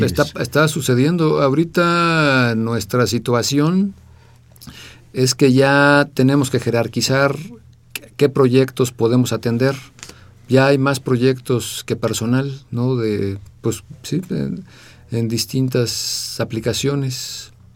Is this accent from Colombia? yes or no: no; Mexico; also born or lived in England; me fui a estudiar fuera de México a Inglaterra, becado por la UNAM